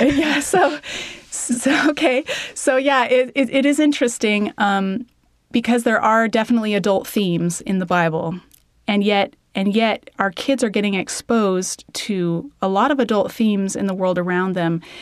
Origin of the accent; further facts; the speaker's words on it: Denver, Colorado, United States; moved away as an adult; now in Alberta, Canada; I grew up in Denver, Colorado